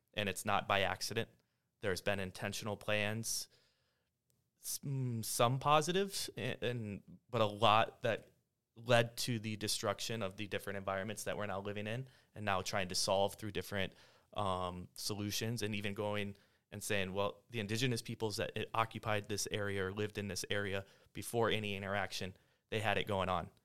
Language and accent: English; South Dakota, United States; moved away as an adult; I grew up in South Dakota. Four years ago, I moved here with my family